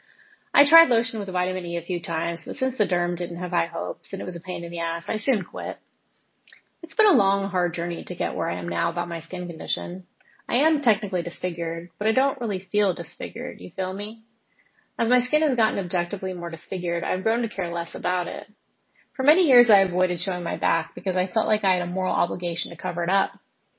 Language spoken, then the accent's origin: English; Alabama, United States; I grew up in Alabama?